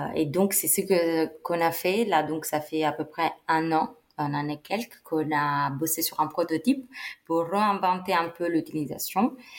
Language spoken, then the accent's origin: French; Italy; now in Paris, France; j'ai 31 ans, je suis italienne, euh, mais j'ai fait euh, toutes mes études euh, et ma vie professionnelle ici en France.